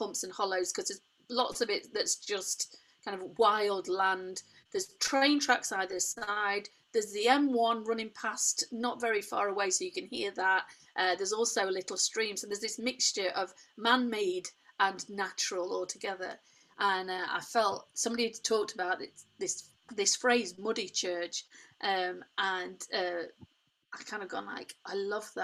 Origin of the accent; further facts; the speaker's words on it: Derbyshire, East Midlands, United Kingdom; I was born in Derbyshire, grew up in Derbyshire